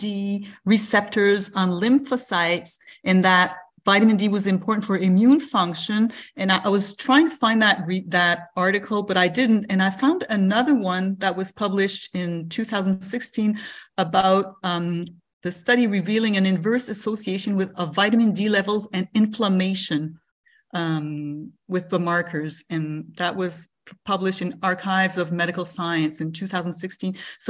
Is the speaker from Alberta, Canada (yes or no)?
no; Quebec, Canada; I'm from Canada, Quebec, Canada.